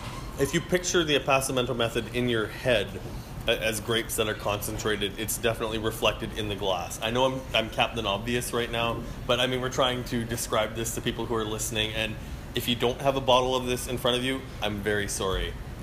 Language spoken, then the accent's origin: English; Yellowknife, Northwest Territories, Canada; born there; I was born in Yellowknife.